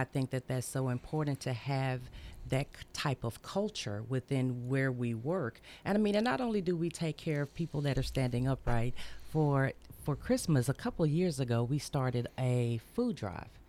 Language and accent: English; Memphis, Tennessee, United States; moved away as an adult; now in Murfreesboro, United States; I'm from Memphis.